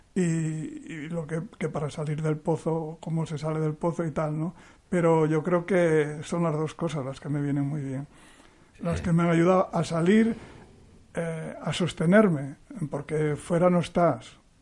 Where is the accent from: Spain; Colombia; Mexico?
Spain; Cieza, Cantabria; yo nací en un pueblo del interior de Cantabria, como pone ahí, nací en Cieza, que es un pueblo eh, ganadero